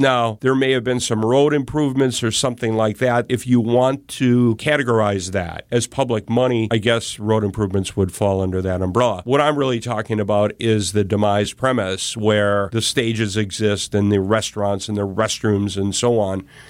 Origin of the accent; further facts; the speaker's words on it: Racine, Wisconsin, United States; I grew up in Racine